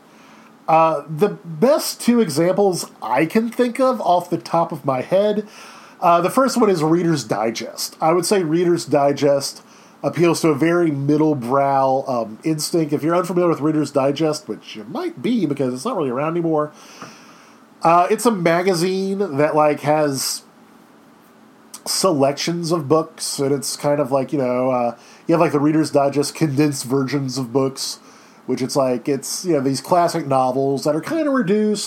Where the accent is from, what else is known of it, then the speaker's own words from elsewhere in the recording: Baton Rouge, Louisiana, United States; I'm originally from Baton Rouge, and I have no Cajun ancestry whatsoever